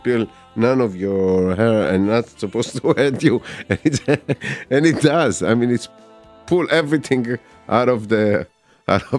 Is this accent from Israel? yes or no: yes; Israel; moved away; I grew up in Israel